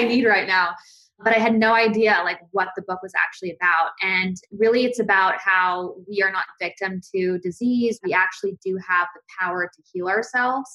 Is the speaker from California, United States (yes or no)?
yes; Valencia, California, United States; also born or lived in New Jersey; I grew up mainly in Valencia, California, because I started seventh grade on there